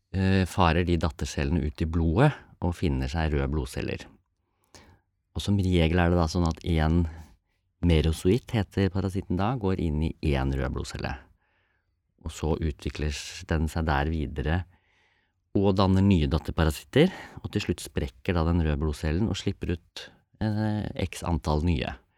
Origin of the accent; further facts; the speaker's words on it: Norway; vi som er født og oppvokst i Norge